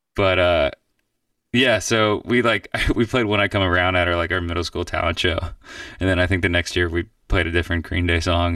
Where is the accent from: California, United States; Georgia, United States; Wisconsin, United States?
Georgia, United States; Atlanta; born or raised there; moved away as an adult; also born or lived in Miami / Athens, Georgia / New York; now in Nashville, United States